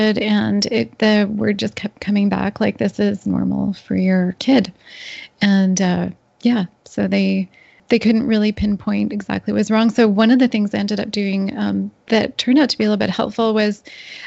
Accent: Northern Ontario, Canada; I grew up in a small, basically in the bush of Northern Ontario, on a small dairy farm.

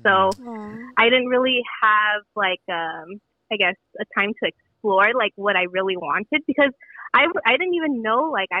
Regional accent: Philippines; Yeah, so, you know, I'm Filipino.

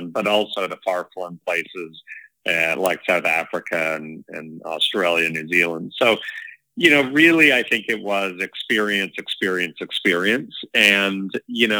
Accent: Canada; also born or lived in Toronto; now in Inverness, Canada; as a Canadian, let alone in Canada

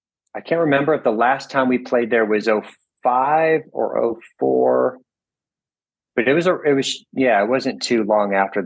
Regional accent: St. Charles, Missouri, United States; moved away as an adult; also born or lived in St. Louis, Missouri; now in Nashville, United States; I was born in St. Louis, but I grew up in St. Charles. Went to grade school and high school in St. Charles and college.

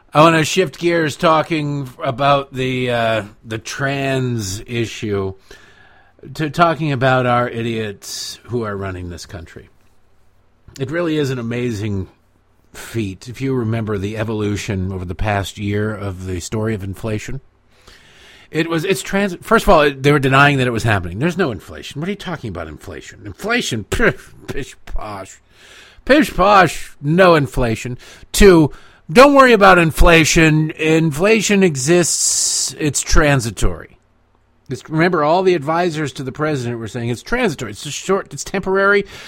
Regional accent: Detroit, Michigan, United States; growing up in Detroit

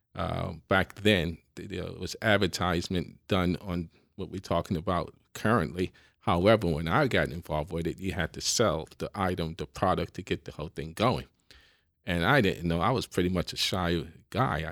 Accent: New York City, New York, United States; I, I grew up in the Bronx

